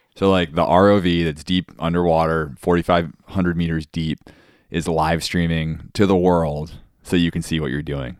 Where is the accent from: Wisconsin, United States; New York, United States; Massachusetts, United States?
Massachusetts, United States; Cape Cod; now in Hawaii, United States; growing up on Cape Cod